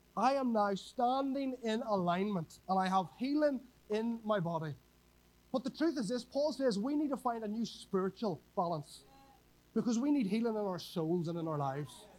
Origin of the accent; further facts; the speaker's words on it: Northern Ireland, United Kingdom; moved away as an adult; now in Whangarei, New Zealand; I'm from Northern Ireland a wee bit further away